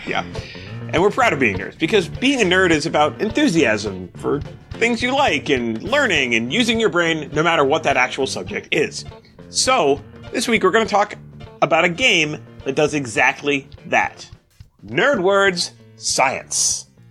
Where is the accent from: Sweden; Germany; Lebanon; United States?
United States; Boston area, Massachusetts; I'm half Irish, blah blah blah, all that stuff that you know people from the Boston area say about Ireland